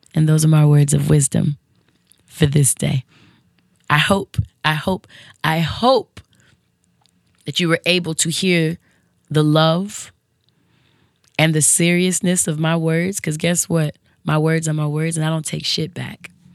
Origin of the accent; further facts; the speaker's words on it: West Coast, United States; the West Coast chick in me